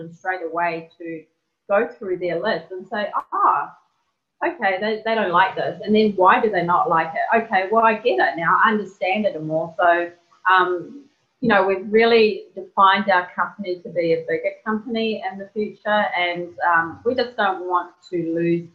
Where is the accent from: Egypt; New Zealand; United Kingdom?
New Zealand; I'm from New Zealand.